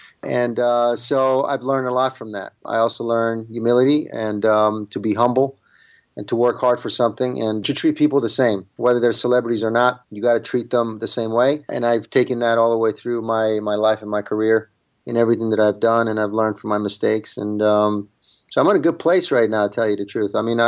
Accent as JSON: {"language": "English", "country": "Italy", "second_language": "English", "moved": "yes", "lives_now": "United States", "said": "I'm an immigrant. I came from Italy without speaking one word of English."}